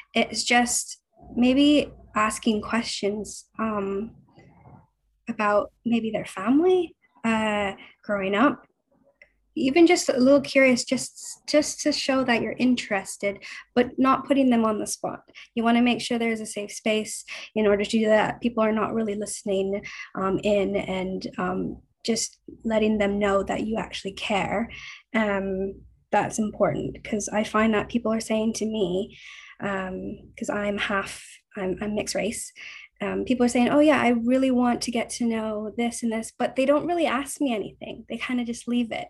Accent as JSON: {"language": "English", "town": "Vancouver", "region": "British Columbia", "country": "Canada", "moved": "as an adult", "lives_now": "London, United Kingdom", "said": "I'm from Vancouver. I'm actually currently in Vancouver at the moment. Um, I moved to London six and a half years ago"}